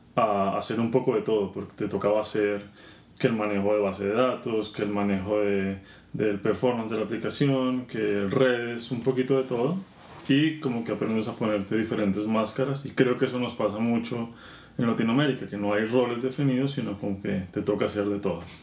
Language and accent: Spanish; Bogotá, Colombia; moved away; yo soy colombiano, nací y crecí en Bogotá